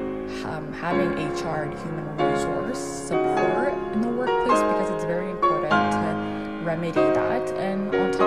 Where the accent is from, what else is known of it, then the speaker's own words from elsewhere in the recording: Canada; accent: Canadian; I was born and raised in Canada, I'm a Canadian